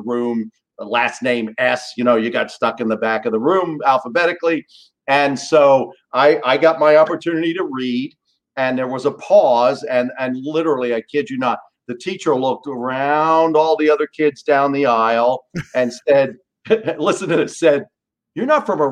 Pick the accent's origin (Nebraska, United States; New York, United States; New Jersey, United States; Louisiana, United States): New York, United States; New York City; moved away; I was born in New York City